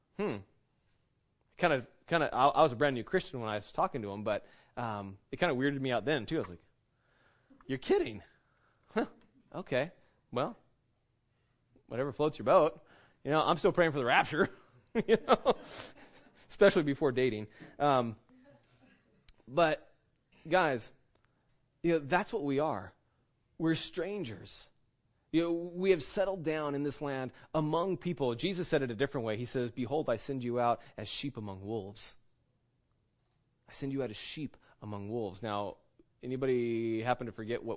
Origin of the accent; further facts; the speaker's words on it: United States; I'm not an American. I am by birth. I'm a citizen